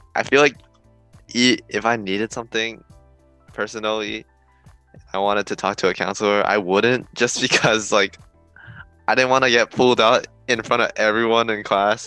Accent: Oakland, California, United States; I'm from Oakland

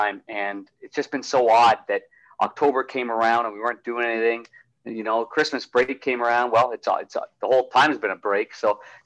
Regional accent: Ottawa, Ontario, Canada; my hometown of Ottawa

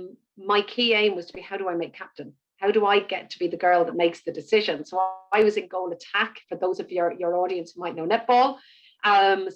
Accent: Ireland; also born or lived in Birmingham, United Kingdom / Cork, Ireland; I'm born and bred in Ireland. I live in Cork, in the south of the country.

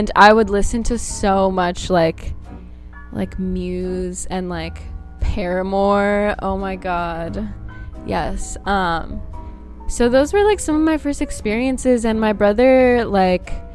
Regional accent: Bay Area, California, United States; also born or lived in Brazil; I was born in Brazil, but I've, like, grown up my whole life in the Bay Area, so that's like the closest thing to home for me

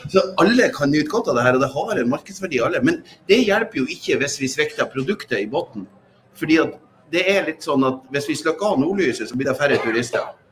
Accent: Northern Norway, Norway; vi som identifiserer oss som nordlendinger

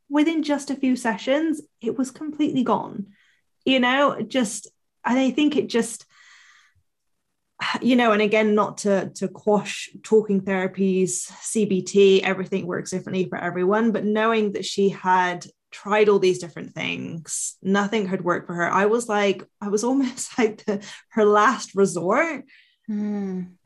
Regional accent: Bristol, South West England, United Kingdom; so I'm from Bristol in the south of England. And for years when I was a teenager, I wanted to hide that I was Bristolian.

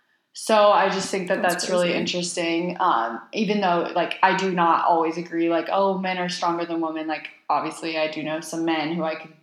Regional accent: Texas, United States; I am a Texan.

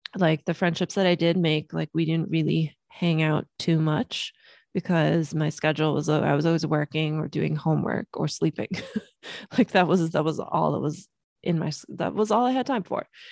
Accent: Los Angeles, California, United States; also born or lived in Germany; we moved from Germany to Los Angeles when I was three years old.

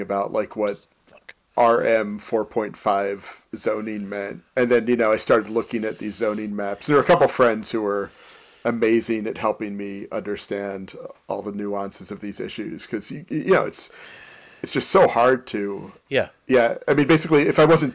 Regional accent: Philadelphia, Pennsylvania, United States; moved away as an adult; also born or lived in Pittsburgh; now in Chicago, United States; born in Philadelphia. I left Philadelphia to go to college in Pittsburgh

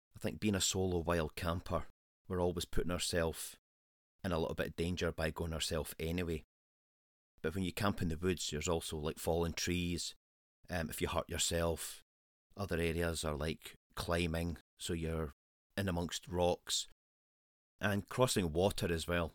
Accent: Scotland, United Kingdom; Scotland is my home country.

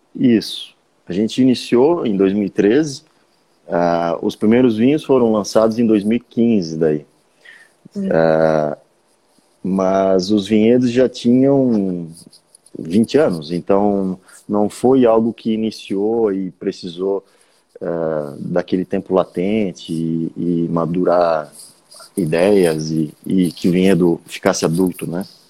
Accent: Urussanga, Santa Catarina, Brazil; also born or lived in Jaraguá do Sul; Eu fui com poucos dias de vida para Uruçanga, que é onde a família do meu pai mora. Então eu cresci

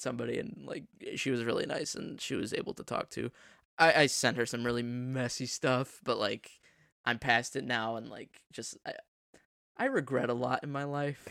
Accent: United States; we're American

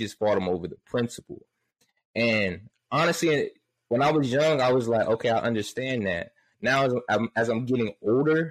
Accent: New Jersey, United States; I'm from Jersey

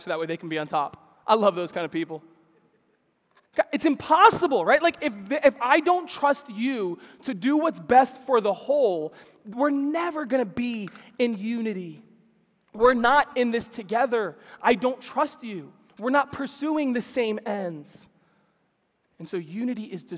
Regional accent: New York City, New York, United States; Growing up in New York City

